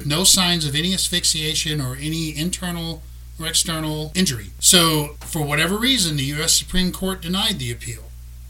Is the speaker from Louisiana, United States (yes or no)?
yes; South Louisiana, United States; We're from South Louisiana. We're Cajuns. We say Chauvin.